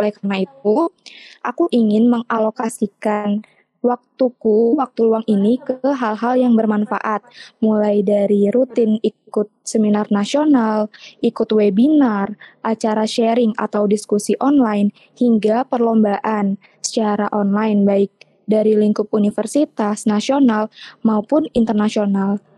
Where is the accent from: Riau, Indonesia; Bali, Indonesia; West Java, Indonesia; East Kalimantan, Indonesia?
Riau, Indonesia; now in Central Kalimantan, Indonesia; Untuk asalnya aku asalnya dari Riau tapi hmm. sekarang tinggalnya di Kalimantan Tengah.